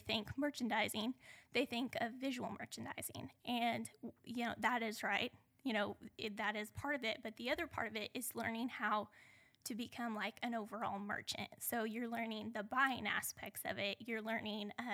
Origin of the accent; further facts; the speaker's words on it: central Oklahoma, United States; I grew up in central Oklahoma. I was raised on a modest farm.